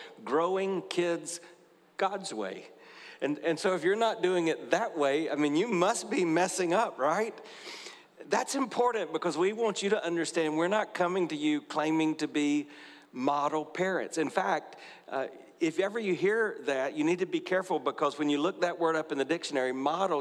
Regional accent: South Carolina, United States; now in Tampa, United States; I grew up in a small town in South Carolina

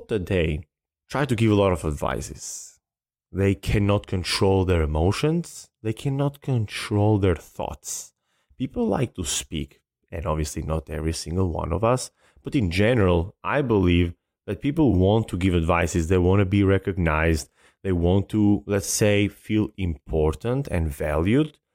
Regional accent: Albania; now in United States; I love my country, and I'm very, very proud to be Albanian

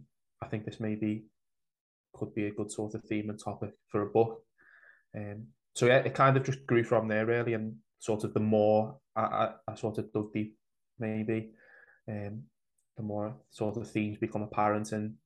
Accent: Huyton, North West England, United Kingdom; growing up in Highton and being from Highton

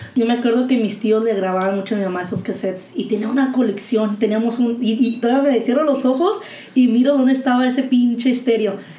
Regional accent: Mexico; somos nosotros los mexicanos

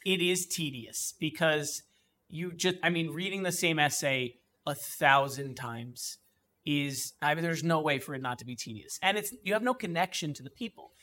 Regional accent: East Brunswick, New Jersey, United States; I grew up in East Brunswick, New Jersey

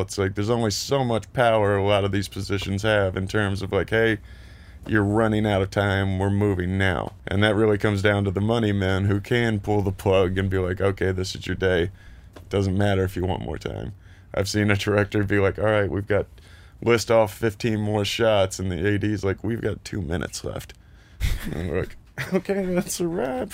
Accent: Lexington, Kentucky, United States; moved away as an adult; also born or lived in Columbus, Ohio

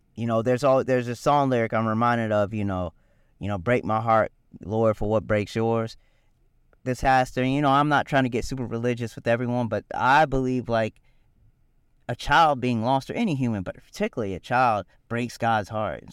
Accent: Richland County, South Carolina, United States; Richland County, which is where I grew up

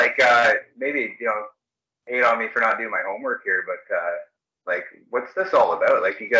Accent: Canada; I'm from Canada.

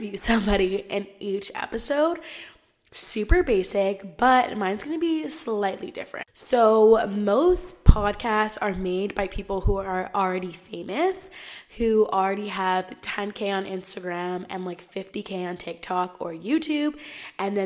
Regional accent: Southern California, United States; I am from Southern California.

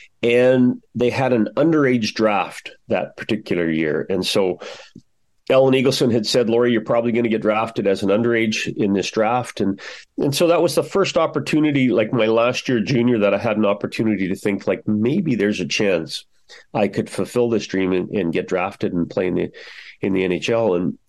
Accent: Brandon, Manitoba, Canada; moved away as an adult; also born or lived in Saskatchewan; now in Ottawa, Canada; I grew up in Western Canada. I'm a Saskatchewan boy. Lived there for the first 9 years of my life. And when I was nine, we moved east, if you would, to Brandon, Manitoba.

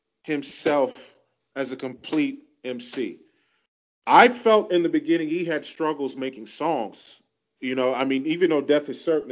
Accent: New York City, New York, United States; Growing up in Queens and coming from Queens

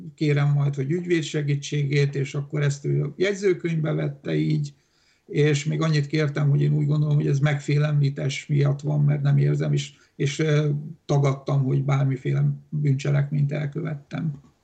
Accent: Hungary; first language Romanian; Hungarian is a second language; én Magyarországon születtem

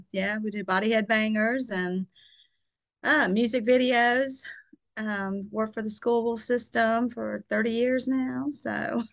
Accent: Pensacola, Florida, United States; I'm originally from Pensacola. I'm a local girl, born and raised from day one.

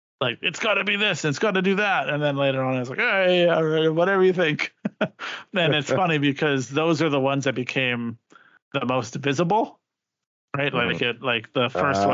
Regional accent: Saskatchewan, Canada; So it's where I was born, which is Saskatchewan

